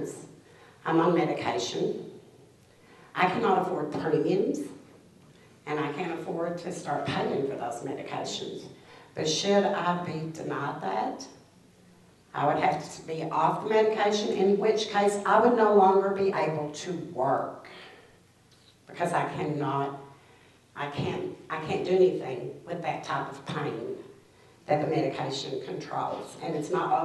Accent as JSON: {"language": "English", "town": "Beulah", "region": "Kentucky", "country": "United States", "said": "I am from Beulah, which is here in Perry County."}